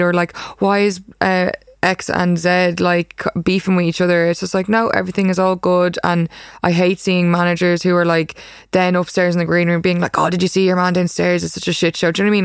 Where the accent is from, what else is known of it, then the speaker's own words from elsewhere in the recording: Ireland; moved away as an adult; now in New York, United States; I'm a photographer from Ireland